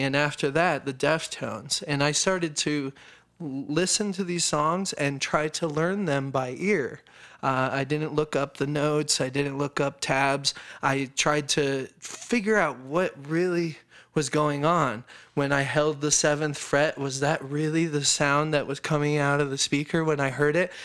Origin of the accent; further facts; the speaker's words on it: Colorado Springs, Colorado, United States; also born or lived in upstate New York; I was born in Colorado